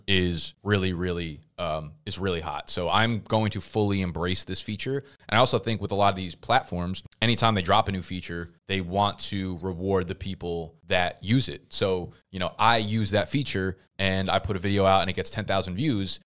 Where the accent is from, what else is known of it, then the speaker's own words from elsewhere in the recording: United States; people would identify me as an American